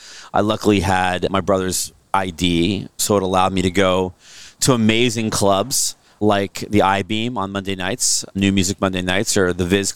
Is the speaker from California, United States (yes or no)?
yes; San Francisco, California, United States; We're pretty new here. My mom and dad both moved here. And then, so I guess I'm first generation San Francisco.